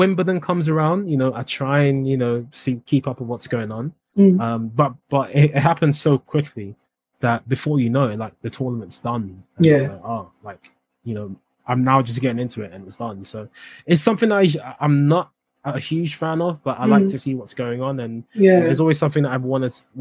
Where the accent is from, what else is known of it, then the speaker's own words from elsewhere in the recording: Accra, Greater Accra, Ghana; Not far from Morningstar where I went to school